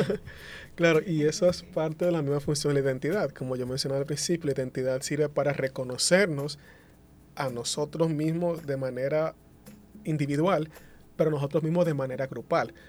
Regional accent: Dominican Republic; accent: Dominican Spanish; first language Spanish; dos hablantes nativos del dominicano, el español dominicano

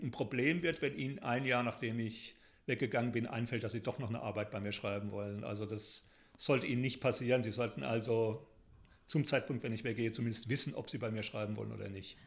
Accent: Germany; moved away as an adult; now in Taunus, Germany; Ich bin im Spessart und Odenwald aufgewachsen, lebe jetzt eben äh, im Taunus

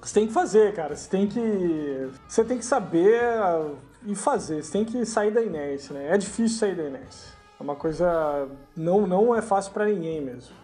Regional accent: Brazil; moved away; no Brasil, cara, que é onde eu, de onde eu venho

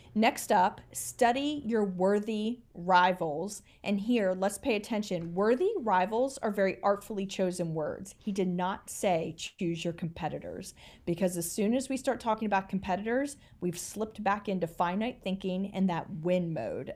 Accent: United States; as an American

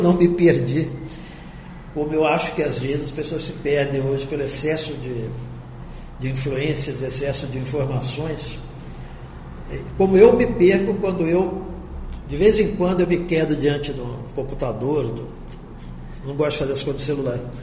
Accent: Campo Grande, Mato Grosso do Sul, Brazil; also born or lived in Rio de Janeiro; nasci no Rio e fui criado em Campo Grande, para onde eu vim com semanas de idade. E eu passei uma infância e adolescência maravilhosas aqui.

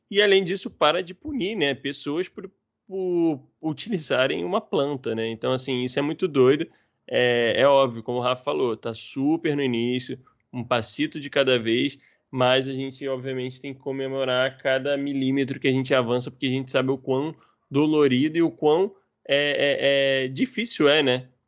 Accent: Rio de Janeiro, Brazil; tanto eu quanto o Rafinha, nós somos cariocas. E, infelizmente, a nossa realidade né, de carioca no Rio de Janeiro é muito específica

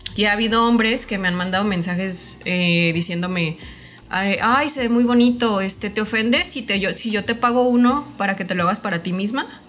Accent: Mexico; idolatramos como mexicanos

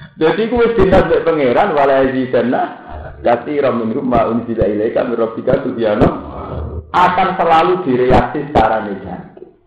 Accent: Java, Indonesia; Wong Jawa

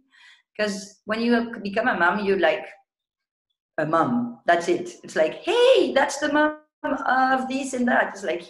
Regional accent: Ecuador; also born or lived in France / Galapagos Islands; I was born in France, but my parents moved to Ecuador. I was a baby. So I grew up in Ecuador. And then when I was about 15, I moved to the Galapagos Islands

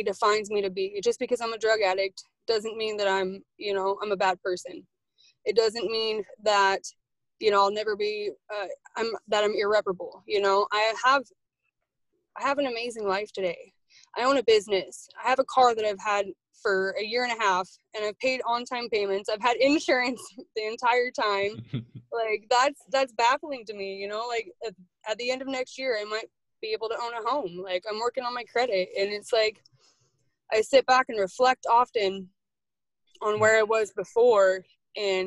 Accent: Coeur d'Alene, Idaho, United States; I was born and raised in Coeur d'Alene.

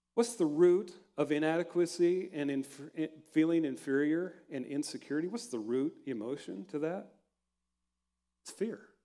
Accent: Hershey, Nebraska, United States; moved away as an adult; also born or lived in Denver, Colorado; growing up in Hershey, and uh, I went to Colorado Christian University in Denver

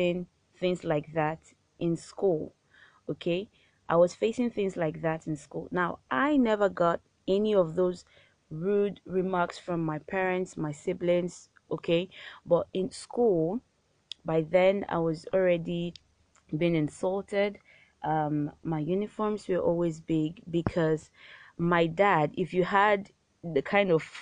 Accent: Warri, Delta, Nigeria; I grew up in Warri. I was born there and I grew up in Warri.

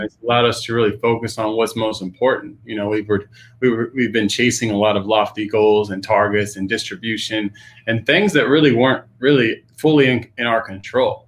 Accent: Pacific Northwest, United States; growing up in the Pacific Northwest

